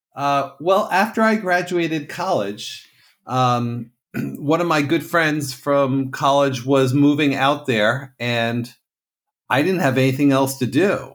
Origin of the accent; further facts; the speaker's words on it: Katonah, New York, United States; moved away as an adult; also born or lived in Santa Cruz, California / Vermont / New Jersey; I grew up about an hour north of New York City in Westchester County in a town called Katona.